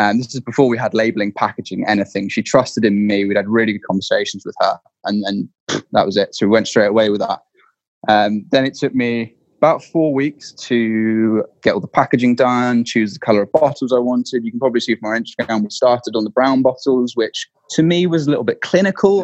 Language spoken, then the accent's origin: English; Dorset, South West England, United Kingdom; I grew up in Dorset.